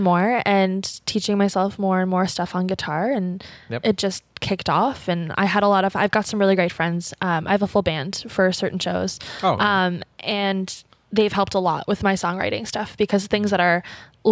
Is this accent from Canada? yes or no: yes; Ottawa, Ontario, Canada; I'm from Ottawa, born and raised